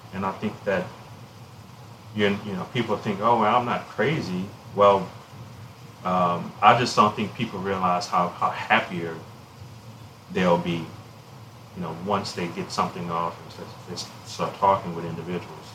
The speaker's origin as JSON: {"language": "English", "town": "Alexandria", "region": "Louisiana", "country": "United States", "tie": "born or raised there", "said": "my hometown of Alexandria"}